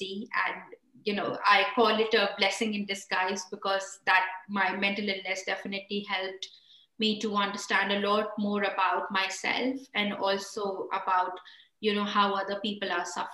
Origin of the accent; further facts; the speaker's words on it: India; moved away as an adult; now in United Kingdom; I was born and raised in India